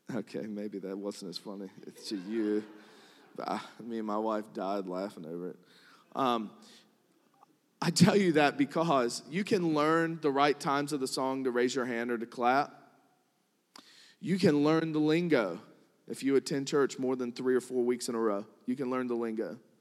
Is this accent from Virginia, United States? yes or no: yes; New Kent County, Virginia, United States; I'm from Newkent County